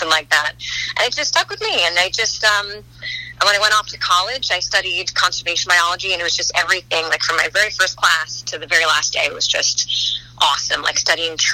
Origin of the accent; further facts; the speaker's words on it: Westport, Connecticut, United States; also born or lived in New York City; I grew up in Westport, Connecticut